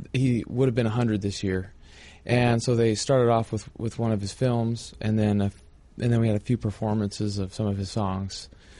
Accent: Las Vegas, Nevada, United States; Maybe because I'm from Las Vegas.

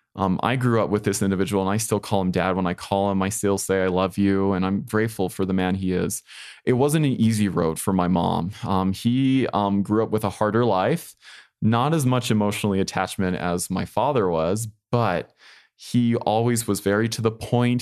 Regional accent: Colorado, United States; my hometown of Colorado

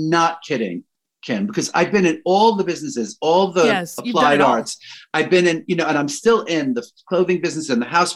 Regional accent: New York City, New York, United States; as a New Yorker

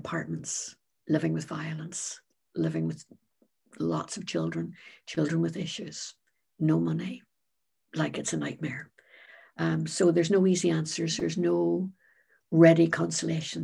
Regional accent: Northern Ireland, United Kingdom; I'm originally from Northern Ireland

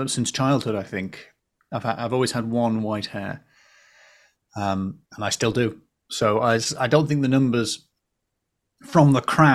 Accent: the Northeast, North East England, United Kingdom; moved away; I grew up in the Northeast

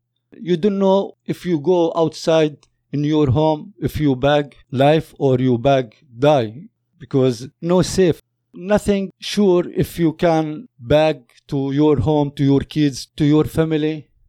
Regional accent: Palestine; moved away as an adult; now in Canada; I am from Palestine. I am father of 7 kids. I'm come here before almost 10 years. I'm coming here a refugee.

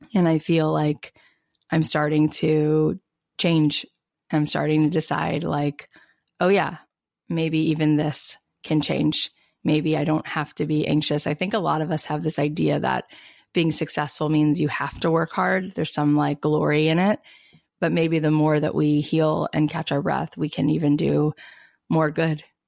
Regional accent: East Coast, United States; now in West Coast, United States; I was born on the East Coast and then I've been out on the West Coast for I can't believe 16 years

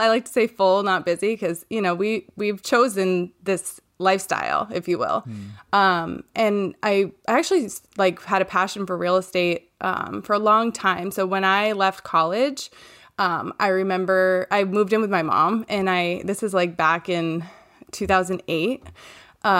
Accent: Maine, United States; I'm from Maine and I live here with my husband, Ross

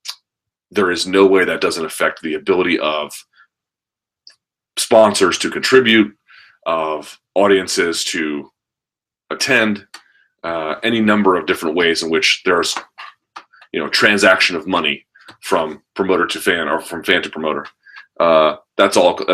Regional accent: United States; as an American

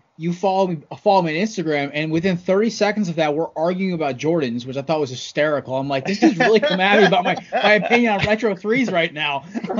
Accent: Connecticut, United States; Samir, we're from Connecticut.

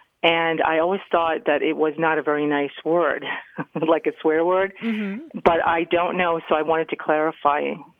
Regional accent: New Bedford, Massachusetts, United States; I am from New Bedford, Massachusetts.

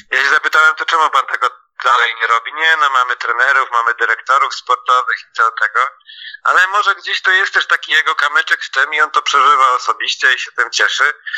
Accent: Poznań / Greater Poland, Poland; jako na przykład poznaniacy, czy wielkopolanie

